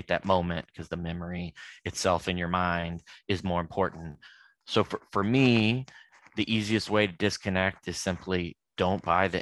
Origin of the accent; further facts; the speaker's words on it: Louisville, Kentucky, United States; now in Indianapolis, United States; I'm from Louisville, Kentucky myself.